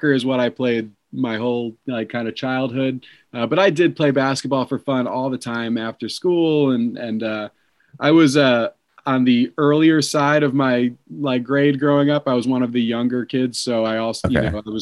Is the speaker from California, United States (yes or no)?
no; Long Island, New York, United States; moved away as an adult; also born or lived in Maryland; I grew up on Long Island in New York